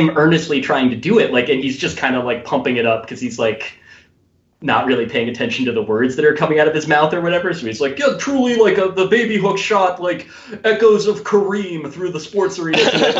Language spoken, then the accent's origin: English; New Jersey, United States; moved away as an adult; also born or lived in Los Angeles; I grew up in New Jersey. I went to school in Los Angeles